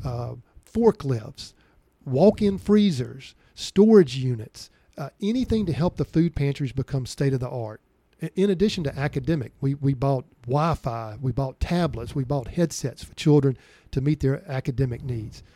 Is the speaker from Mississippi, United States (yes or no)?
yes; Vicksburg, Mississippi, United States; I grew up in Vicksburg, Mississippi